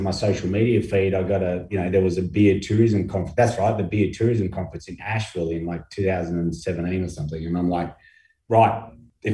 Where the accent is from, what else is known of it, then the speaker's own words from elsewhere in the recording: Australia; moved away as an adult; now in Portland, Maine, United States; being an Australian in Maine